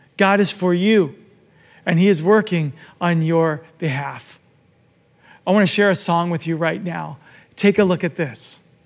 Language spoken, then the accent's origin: English; Arizona, United States; I'm from Arizona and I often talk about my life in Arizona. Growing up there